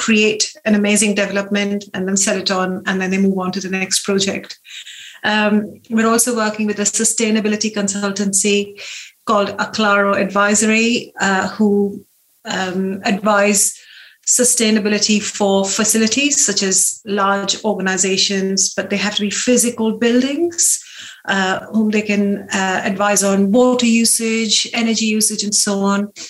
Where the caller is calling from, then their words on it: Sway, South East England, United Kingdom; we're in the New Forest, um, just uh, a station off Brockenhurst. If you've been to Brockenhurst cycling, running, uh, we're in Sway, and uh, we love it here.